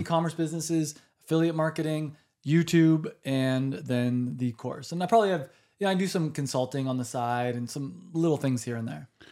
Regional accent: United States; I'm American

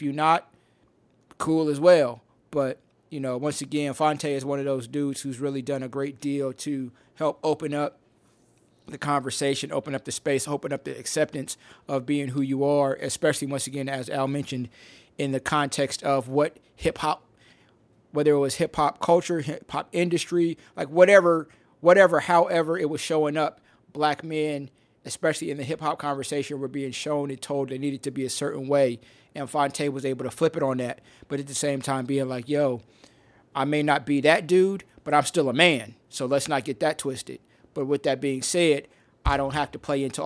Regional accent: Midwest, United States; I grew up in the Midwest

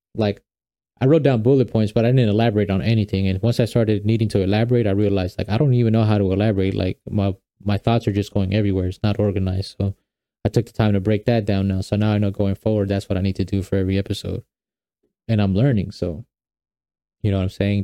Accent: New York, United States; also born or lived in Guatemala (ancestry); now in Atlanta, United States; I'm originally from New York

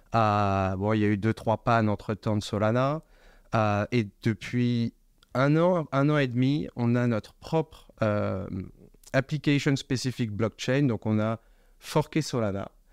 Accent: Paris suburbs, Île-de-France, France; moved away as an adult; also born or lived in England / United States / Hong Kong; je viens de la banlieue parisienne, j'ai grandi en France

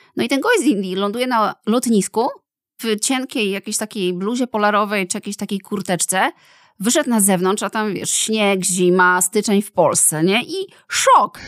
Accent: Poland

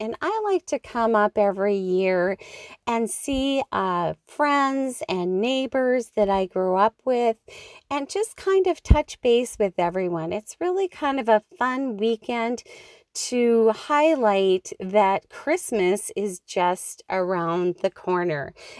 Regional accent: Schroeder, Minnesota, United States; up on the beautiful north shore of Lake Superior in the little town of Schroeder, which is where I grew up living on the Kramer Road.

